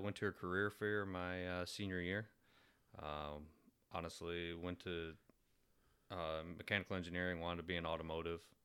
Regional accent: suburbs of Detroit, Michigan, United States; moved away as an adult; born and raised in Michigan, I've never been to the U P.

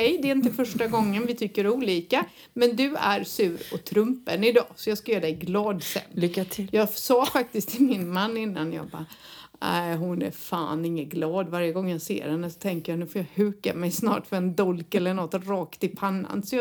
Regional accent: Sweden; now in Spain; så kommer vi från Sverige

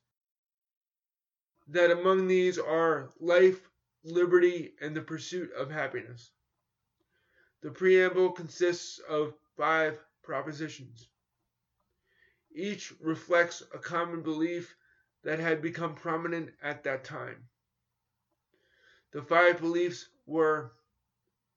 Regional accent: New York, United States; I grew up in New York in competitive schools where I was mainstreamed in the 1970s and 1980s

